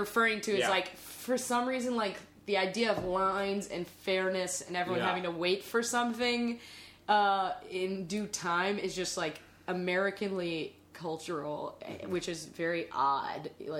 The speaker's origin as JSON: {"language": "English", "region": "South Carolina", "country": "United States", "said": "I'm from the South. Carolina"}